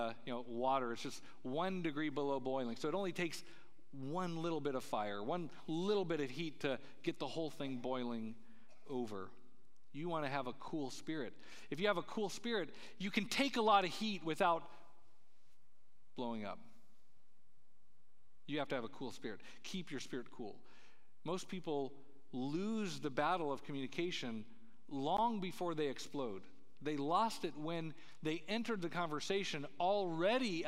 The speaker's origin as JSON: {"language": "English", "region": "Colorado", "country": "United States", "tie": "born or raised there", "said": "Where I grew up in Colorado, there's, these mountain passes"}